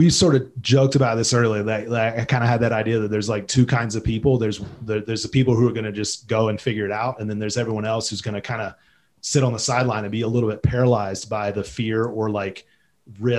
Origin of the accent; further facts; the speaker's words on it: North Carolina, United States; moved away as an adult; now in Jackson, United States; I'm from North Carolina. I grew up on near the coast.